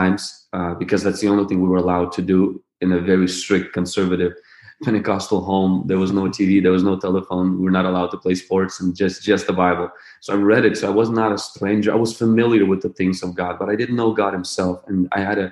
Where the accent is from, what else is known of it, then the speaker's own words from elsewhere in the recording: Ukraine; I was born in the Ukraine to a family of two brothers and two sisters